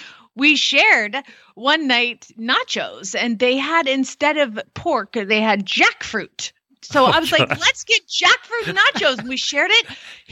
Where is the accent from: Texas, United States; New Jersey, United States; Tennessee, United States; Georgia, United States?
Georgia, United States; Atlanta; I was born and raised in Atlanta.